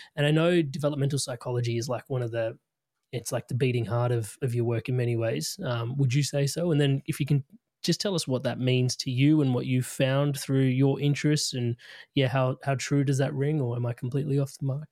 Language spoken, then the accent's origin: English; India; being Indian